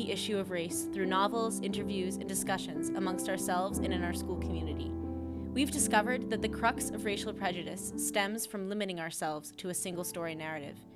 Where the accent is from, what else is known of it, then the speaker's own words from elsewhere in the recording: Virginia, United States; born there; now in Boston, United States; I'm, I'm a Southerner by by birth and and I've lived up here for many decades in the Boston area.